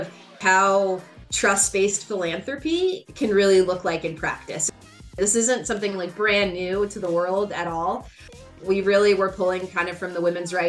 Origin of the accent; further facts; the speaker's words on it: United States; also born or lived in Morocco; I grew up in the United States